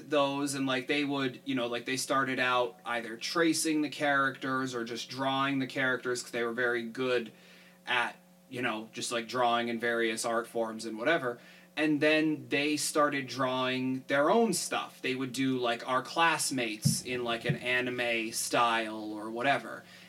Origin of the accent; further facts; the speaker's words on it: United States; we're all American?